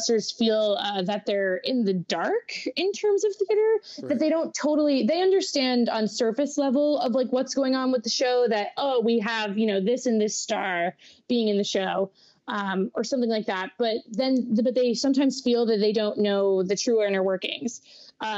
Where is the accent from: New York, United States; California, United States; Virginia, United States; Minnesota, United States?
New York, United States; Westchester County; also born or lived in Allentown, Pennsylvania; now in New York City, United States; I'm originally from Westchester County, the suburb right above New York City. So I grew up completely enthralled in the New York theater scene